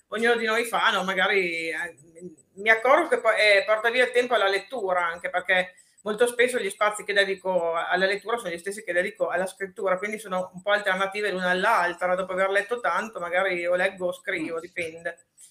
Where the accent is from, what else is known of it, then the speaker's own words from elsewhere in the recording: Parma, Emilia-Romagna, Italy; also born or lived in Brescello, province of Reggio Emilia; io sono di Parma e, mm, abito però nella bassa, in provincia di Reggio Emilia, vicino al Po, e a Brescello